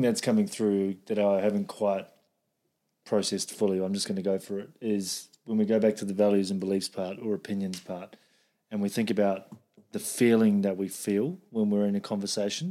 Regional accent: New Zealand; I'm from New Zealand, where, like, it's like meat country

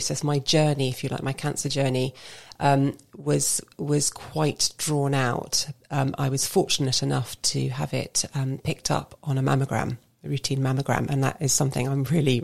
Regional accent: London, United Kingdom; moved away as an adult; now in Basingstoke, United Kingdom; I still count myself as a born and bred Londoner.

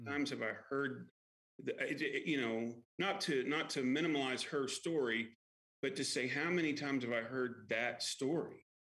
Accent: Kentucky, United States; also born or lived in Lexington, Kentucky; I grew up in Kentucky

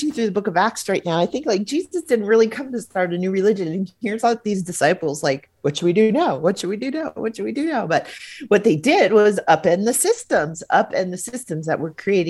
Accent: Hawaii, United States; my home state of Hawaii

